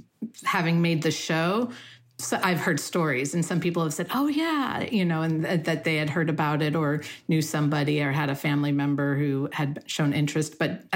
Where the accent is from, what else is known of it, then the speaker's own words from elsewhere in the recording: Riverside, California, United States; also born or lived in Los Angeles; I grew up in Riverside, California, but I was in Los Angeles by the time this happened.